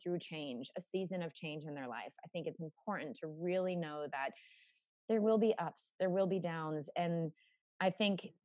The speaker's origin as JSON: {"language": "English", "country": "United States", "tie": "born or raised there", "said": "I grew up in America"}